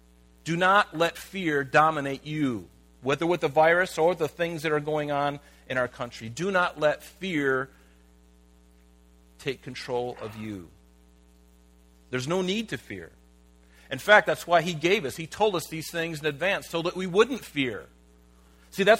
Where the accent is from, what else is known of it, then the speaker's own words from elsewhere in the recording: United States; I'm a Christian living in America